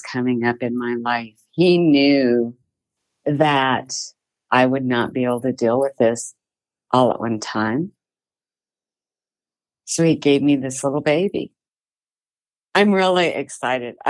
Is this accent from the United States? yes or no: yes; Gillette, Wyoming, United States; also born or lived in Rawlins; I was born in Gillette, Wyoming on April 8th, 1958.